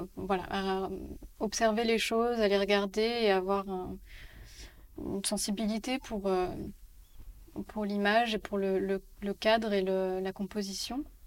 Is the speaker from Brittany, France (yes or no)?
no; Paris, Île-de-France, France; also born or lived in Barcelona; j'ai grandi à Paris